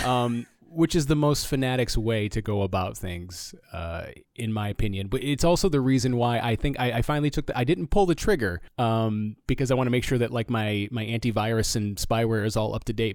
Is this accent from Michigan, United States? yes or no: yes; Flint, Michigan, United States; I'm from Flint